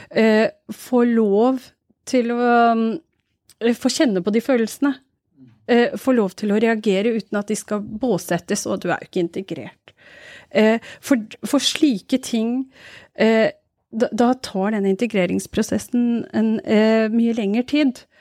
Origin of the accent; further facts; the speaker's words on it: Norway; Jeg pleier å si jeg er fra Pakistan, jeg. For det er mye enklere, for de aksepterer ikke å høre at jeg er fra Norge.